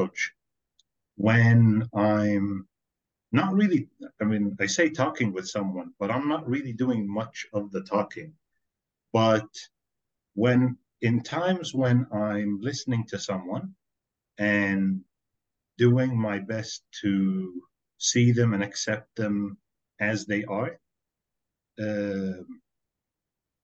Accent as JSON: {"language": "English", "country": "Kuwait", "tie": "born or raised there", "also_born_or_lived": "Norway", "said": "I was born here in Kuwait, and this is where I've lived almost my entire life"}